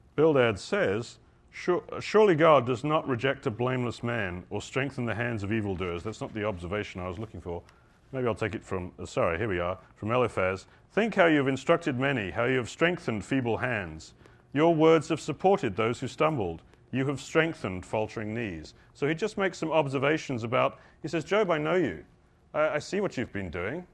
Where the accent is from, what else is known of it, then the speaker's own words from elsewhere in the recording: United Kingdom; I'm British